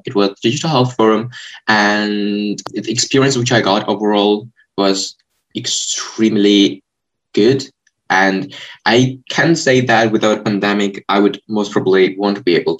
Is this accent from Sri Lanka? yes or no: no; Georgia; I come from Georgia, 17 years old